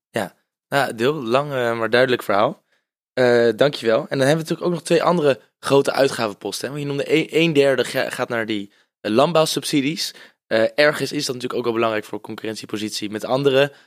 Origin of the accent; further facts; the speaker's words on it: Netherlands; als Nederlanders